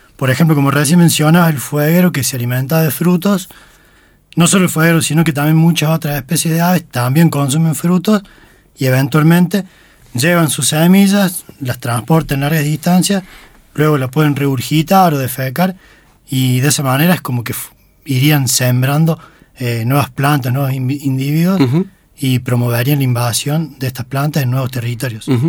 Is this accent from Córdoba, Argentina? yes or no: yes; Río Segundo, Córdoba, Argentina; yo crecí, nací, crecí en Río Segundo